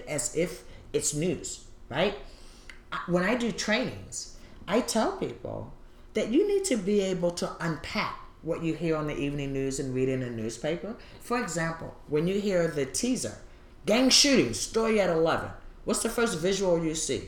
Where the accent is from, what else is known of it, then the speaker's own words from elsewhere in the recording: Baltimore, Maryland, United States; now in Portland, United States; I'm from Baltimore